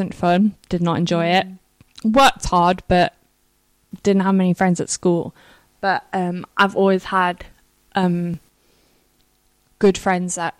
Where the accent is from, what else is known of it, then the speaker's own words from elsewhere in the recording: the Wirral, North West England, United Kingdom; moved away as an adult; also born or lived in South Africa / Kingston; Grew up going to a church on the Wirral called Life Church